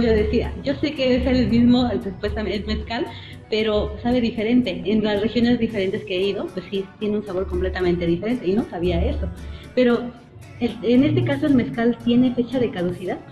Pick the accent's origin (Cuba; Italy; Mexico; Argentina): Mexico; nosotros hacemos como grandes mexicanos